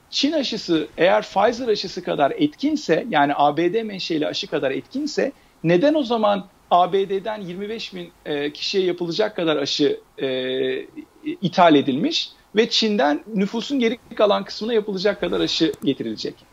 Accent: Turkey; hepimiz Türkiye Cumhuriyeti toprakları içerisinde doğduk, büyüdük, e, yaşadık. Biliyoruz Türkiye'deki e, durumu.

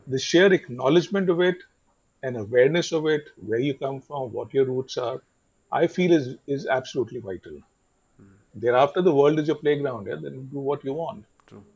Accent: Delhi, India; also born or lived in Mumbai; I was brought up in Delhi, and I've worked in Delhi and Bombay in advertising

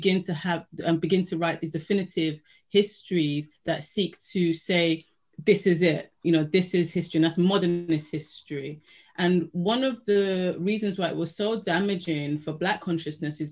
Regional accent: Nigeria; I'm from Nigeria, and both of my parents are from different parts of Nigeria

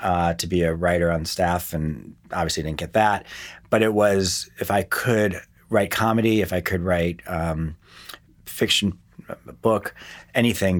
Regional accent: West Hartford, Connecticut, United States; born or raised there; also born or lived in Akron, Ohio / Miami Beach, Florida / New York / Portland

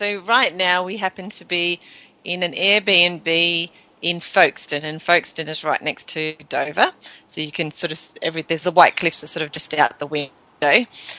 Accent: Tasmania, Australia; accent: Aussie; moved away; I'm from Tasmania, yes, that's right, not really Australia, we're from Tasmania.

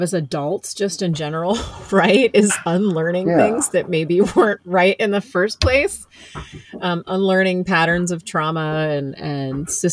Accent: Bible Belt, Midwest, United States; I grew up in the Bible Belt in a small Presbyterian church, and Presbyterians tend to be fairly liberal, but not in the Midwest

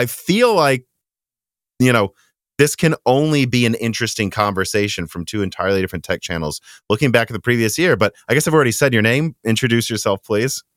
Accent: Minnesota, United States; accent: Midwestern; moved away; also born or lived in Illinois; my weird Midwestern accent

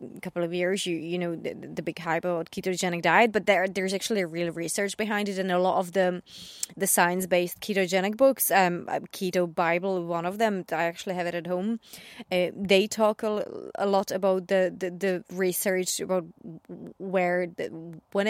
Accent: Czechia; now in United Kingdom; I grew up in the Czech Republic

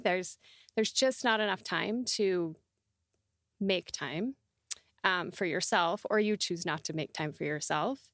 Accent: Southern Alberta, Canada; I grew up in Southern Alberta

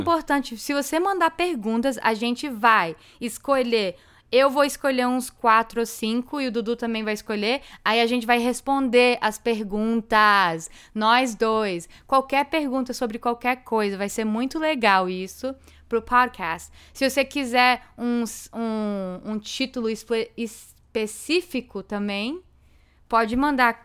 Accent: South Florida, United States; born or raised there; also born or lived in Framingham, Massachusetts

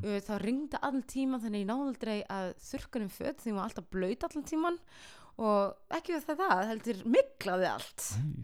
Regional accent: Iceland; ég var bara krakkar frá Íslandi

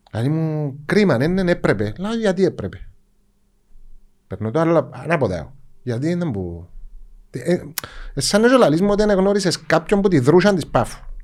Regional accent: Cyprus; εμεί είμαστε Ελληνοκύπριοι

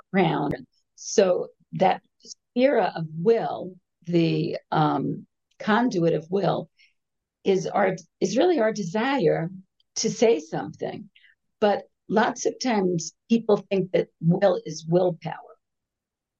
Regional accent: New York, United States; moved away as an adult; now in Jerusalem, Israel; I grew up in New York

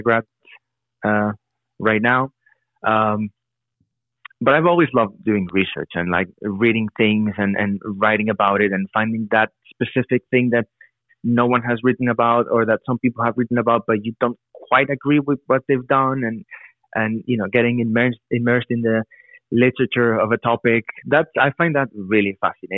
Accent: Madrid, Community of Madrid, Spain; now in United States; growing up in Madrid or going to school in Madrid, when I moved to the US

